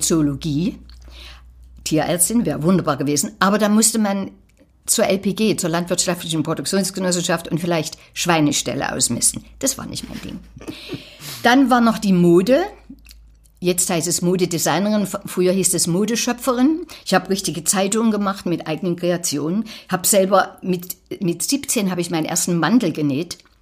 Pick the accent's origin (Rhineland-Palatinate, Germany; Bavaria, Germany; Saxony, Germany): Saxony, Germany; Falkenstein; moved away; also born or lived in Berlin; Aus Falkenstein. Das ist so zwischen Plauen und Zwickau da in der Drehe.